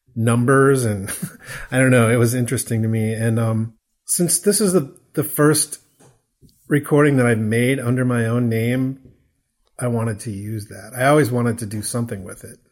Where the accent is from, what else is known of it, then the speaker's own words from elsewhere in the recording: near Peoria, Illinois, United States; moved away as an adult; now in Chicago, United States; I grew up near Peoria, Illinois, which is not that far from Chicago